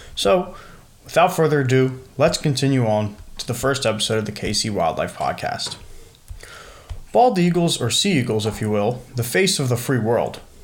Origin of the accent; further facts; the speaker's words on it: New Jersey, United States; growing up in New Jersey